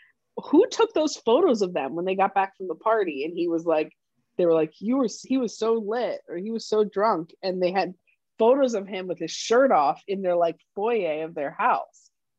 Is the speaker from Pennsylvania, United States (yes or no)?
yes; outside of Philadelphia, Pennsylvania, United States; when I grew up outside of Philly